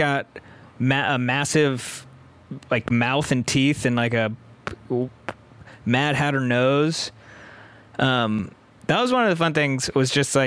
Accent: San Diego, California, United States; I'm from San Diego, and my oldest brother was super into comics

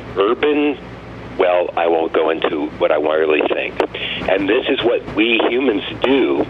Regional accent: Pinellas County, Florida, United States; I grew up in Pinellas County, Florida, and mm-hmm. I'm 63.

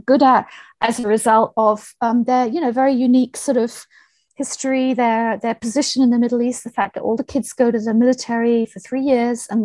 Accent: Hong Kong; moved away; I was born and raised in Hong Kong

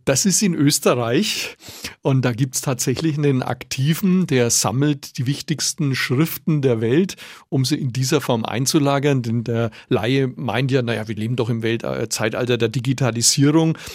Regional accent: Nuremberg, Bavaria, Germany; als Nürnberger

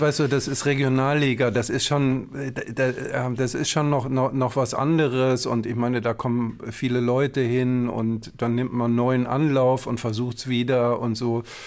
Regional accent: Herne, North Rhine-Westphalia, Germany; Ich komme ja aus Herne ja. Ähm, und bin als, äh, als Kind und als Jugendlicher äh, immer zu Westfalia hingegangen

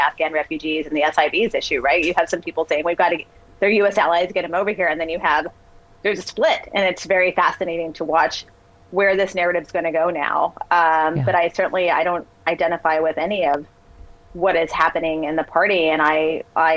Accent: Texas, United States; I grew up in Texas

